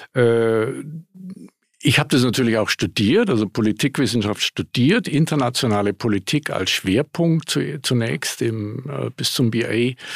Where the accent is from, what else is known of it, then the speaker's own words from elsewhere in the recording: Munich, Bavaria, Germany; moved away as an adult; also born or lived in Grenoble / New York; ich bin Münchner, was man an der Stimme ja auch hört. Ich habe einen Dialekt, ich kriege den nicht los. habe es inzwischen aufgegeben, das zu probieren. Äh, um, ähm, aber äh, bin dort aufgewachsen